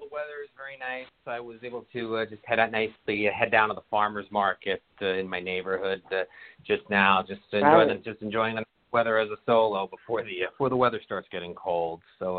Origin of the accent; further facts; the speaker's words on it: Spring Valley, New York, United States; moved away as an adult; also born or lived in Plattsburgh, New York / El Paso, Texas / Hampton, Virginia; now in Washington, D.C., United States; I'm originally from outside New York City, a town called Spring Valley, New York. It's just about 30 minutes northwest of New York City. That's where I'm from. Originally, and I lived in that general area for the first 32 years of my life